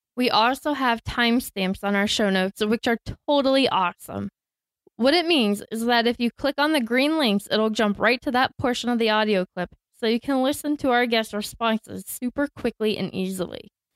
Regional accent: Tampa, Florida, United States; I grew up in Tampa and went to school to become a teacher

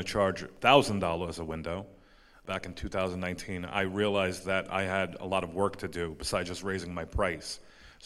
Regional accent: New York, United States; I'm from New York.

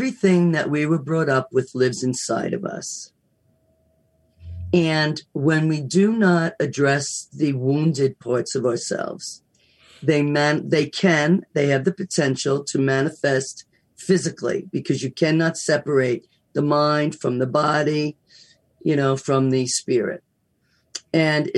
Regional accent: United States; I love being American, don't get me wrong, went to school overseas, but I love being American

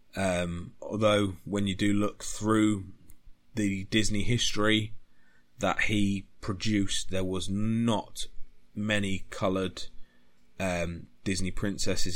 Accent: United Kingdom; being British

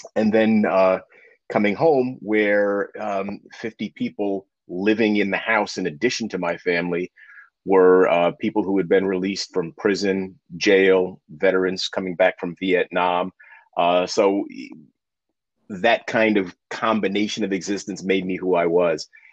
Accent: New York City, New York, United States; now in Hudson Valley, New York, United States; for most of my life, I grew up in Harlem, specifically Spanish Harlem

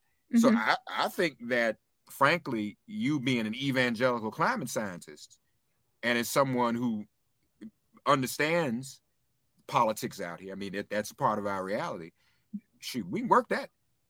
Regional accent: Nashville, Tennessee, United States; The church I grew up in Nashville, I no longer live in Nashville, but one of the blessings of this virtual culture we're in, I'm now able to go to my church I went to as a little boy virtually on Sundays.

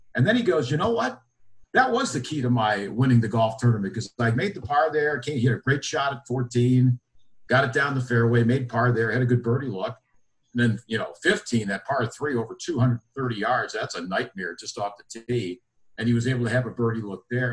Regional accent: Buffalo, New York, United States; I grew up in Buffalo, New York.

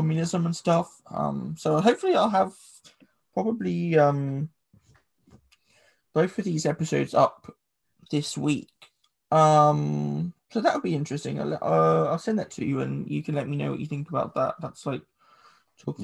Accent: England, United Kingdom; first language English; English people is that we speak English

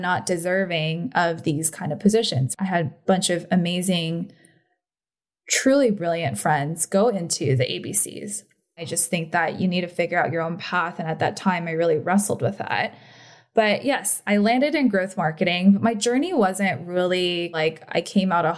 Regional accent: the Bay Area, California, United States; also born or lived in Korea; growing up in the Bay

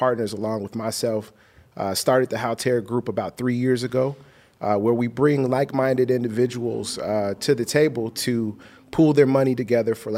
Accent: Chicago, Illinois, United States; now in Los Angeles, United States; I'm from Chicago

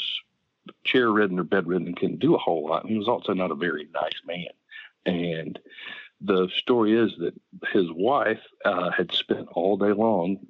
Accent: Augusta, Georgia, United States; I grew up in East Georgia and Augusta.

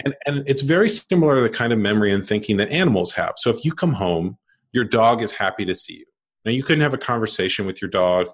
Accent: United States; I grew up in America, and like most people, men in America born in the late eighties

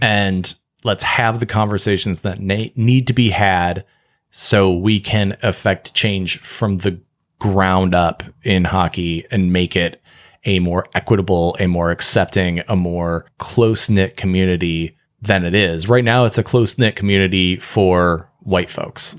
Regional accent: Michigan, United States; I love being from Michigan. I love being a Michigander

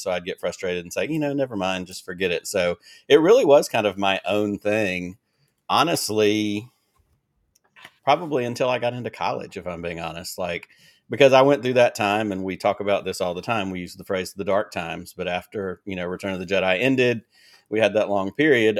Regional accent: Selma, Alabama, United States; also born or lived in Peoria, Illinois / Montgomery, Alabama; I was actually born in Peoria, Illinois, and lived in Illinois till I was ten years old, and when I was ten, we moved from Illinois to Selma, Alabama

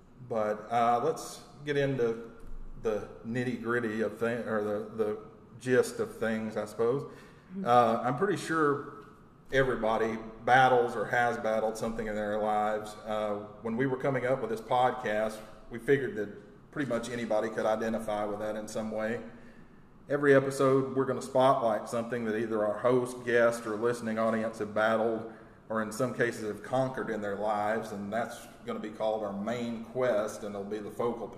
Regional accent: Texas, United States; Basically, I was born in Texas. I've lived here pretty much all my life, and I moved a lot growing up

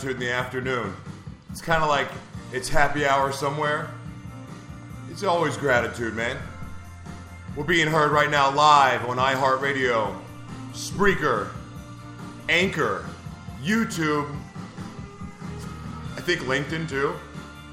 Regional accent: Oklahoma, United States; moved away; I'm from Oklahoma originally

